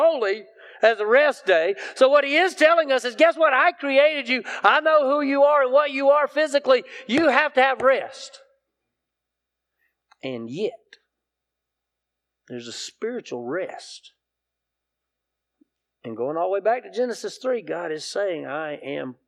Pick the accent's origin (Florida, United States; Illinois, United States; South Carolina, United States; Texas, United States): South Carolina, United States; I grew up in South Carolina